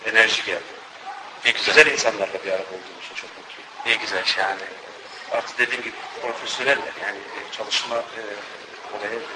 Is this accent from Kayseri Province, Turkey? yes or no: yes; Kayseri, Kayseri Province, Turkey; now in Rotterdam, Netherlands; Ee, Rotterdam'da Türkçe öğretmenini yapıyorum. Kayserliyim. 20 yıldır buradayım.